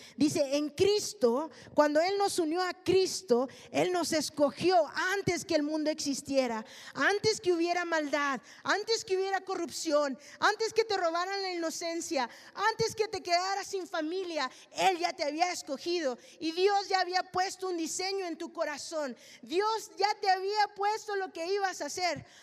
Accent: Mexico; Yo soy mexicana

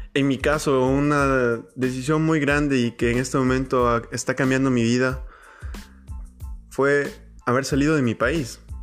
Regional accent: Ecuador; moved away as an adult; yo soy ecuatoriano, eh, estoy en este momento fuera de mi país

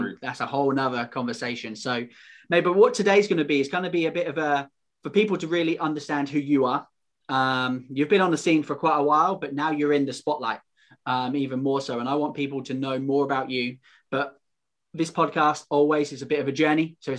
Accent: United Kingdom; the British Tar Heel

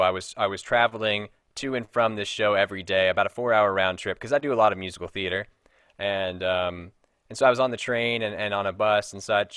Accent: Frankfort, Kentucky, United States; moved away; I'm originally from Frankfort, Kentucky

